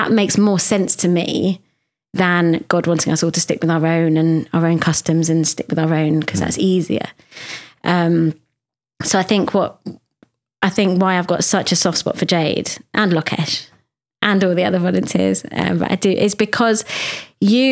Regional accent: London, United Kingdom; now in Leeds, United Kingdom; I grew up in the North London Reform Jewish community

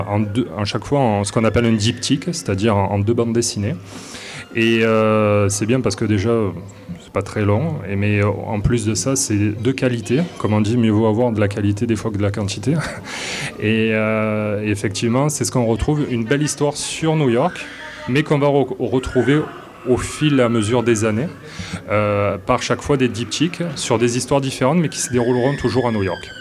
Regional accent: south of France, France; accent: accent du sud de la France; moved away as an adult; now in Quebec City, Canada; ils vont de suite reconnaître mon accent, donc euh, un accent du sud de la France.

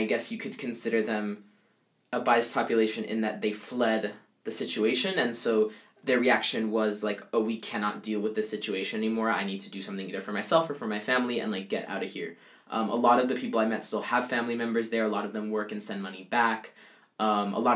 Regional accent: Caribbean coast, Colombia; accent: coastal, not from the interior; moved away; I'm Colombian, but I'm from the coast

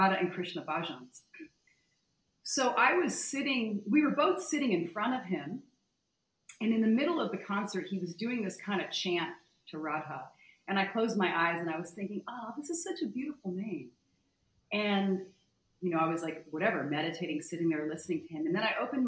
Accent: Connecticut, United States; moved away as an adult; also born or lived in Malibu, California; I was born and raised in Connecticut

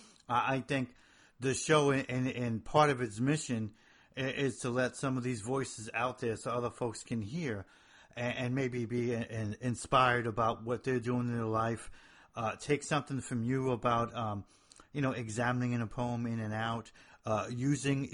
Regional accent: Hoboken, New Jersey, United States; moved away; I'm from the north of Jersey

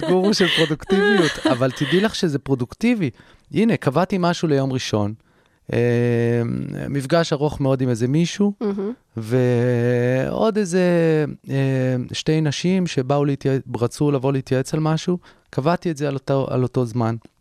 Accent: Herzliya, Tel Aviv District, Israel; נסעתי להרצליה לרופאת משפחה, איפה שגדלתי

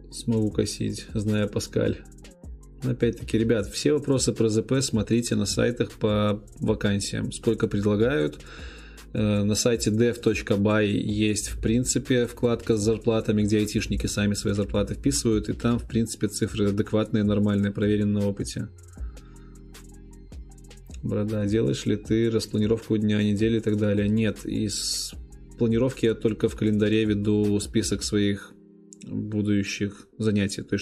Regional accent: Minsk, Belarus; also born or lived in Gomel Region; Да, я из Минска, нет, родился в Гомельской области.

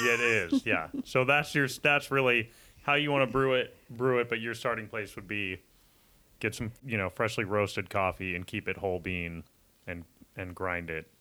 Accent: Menlo Park, California, United States; I grew up in Menlo Park

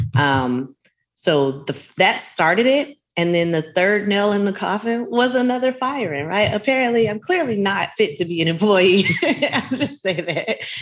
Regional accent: Miami Gardens, Florida, United States; I'm from Miami Gardens, Bajas, Carol City is what we called it then before we incorporated

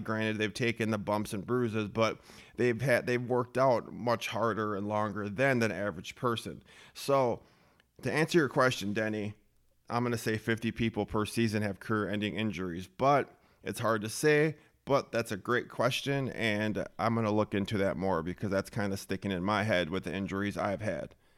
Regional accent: Minnesota, United States; born and raised in Minnesota

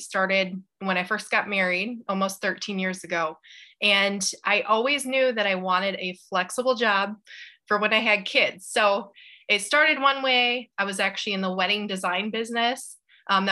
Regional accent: Grand Rapids, Michigan, United States; I'm from Grand Rapids, Michigan

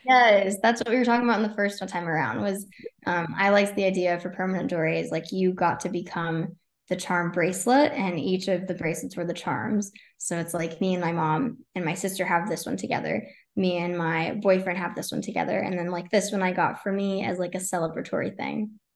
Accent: Texas, United States; moved away as an adult; now in Tampa, United States; so I'm originally from Texas, all my family's still there

